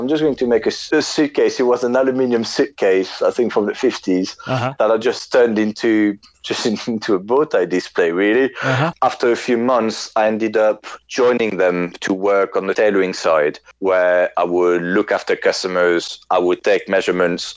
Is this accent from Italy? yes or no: no; France; moved away as an adult; now in London, United Kingdom